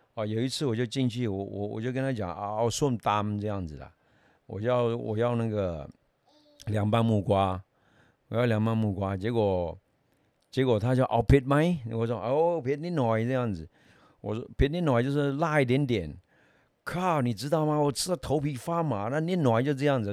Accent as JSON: {"language": "Chinese", "country": "Myanmar", "tie": "born or raised there", "moved": "yes", "lives_now": "Taiwan", "said": "我是东南亚那边来的，我不是泰国人，哦，也，也住在缅甸长大嘛，后来来到台湾以后"}